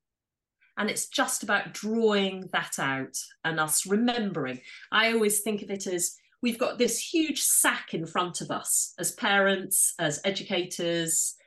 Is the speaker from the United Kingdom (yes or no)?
yes; Yorkshire and the Humber, United Kingdom; But I am from Yorkshire